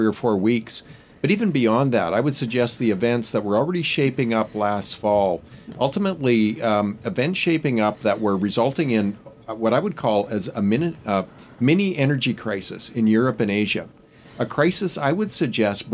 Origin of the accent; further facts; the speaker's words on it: Canada; as a Canadian